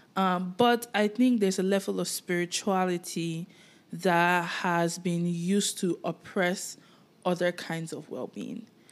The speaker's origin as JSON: {"language": "English", "country": "Nigeria", "tie": "born or raised there", "moved": "yes", "said": "while I was living in Nigeria"}